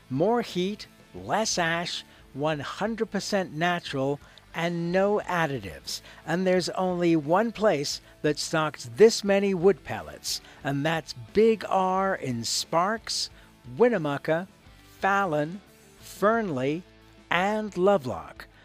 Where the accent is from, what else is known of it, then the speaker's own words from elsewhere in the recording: England, United Kingdom; I came from England, so same story.